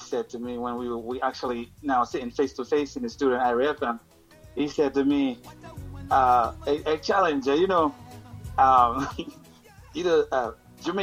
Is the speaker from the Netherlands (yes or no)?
no; Dominica; moved away; I grew up in Dominica listening to reggae every day